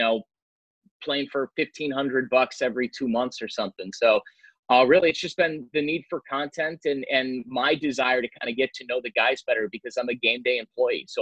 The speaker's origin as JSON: {"language": "English", "town": "Chicago", "region": "Illinois", "country": "United States", "tie": "born or raised there", "moved": "yes", "lives_now": "Orlando, United States", "said": "I grew up in Chicago. during the 90s"}